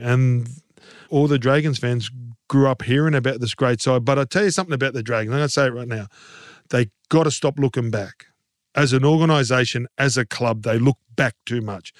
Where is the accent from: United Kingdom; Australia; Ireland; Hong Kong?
Australia; Queensland; as a Queenslander